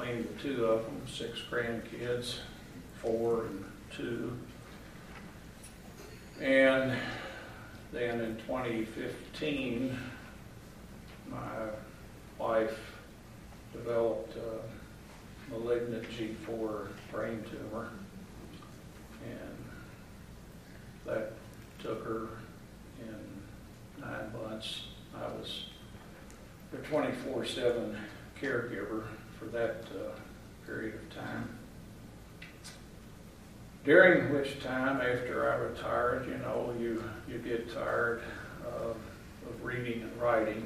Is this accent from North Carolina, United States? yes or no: no; Louisville, Kentucky, United States; moved away as an adult; also born or lived in Arizona; I was a city kid. I grew up in Louisville, Kentucky